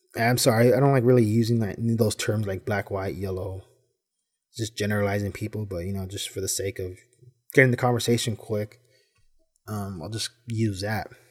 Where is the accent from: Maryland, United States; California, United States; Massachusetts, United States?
California, United States; Los Angeles; I grew up in Boyle Heights